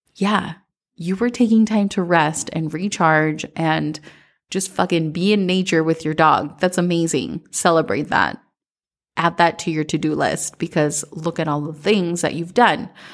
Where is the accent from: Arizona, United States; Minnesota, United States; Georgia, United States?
Minnesota, United States; growing up in Minnesota